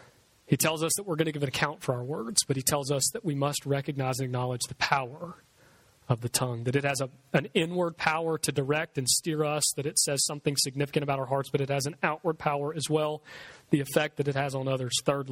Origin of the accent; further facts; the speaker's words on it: Bayou Oaks, United States; I grew up here in Bayou Oaks around the corner.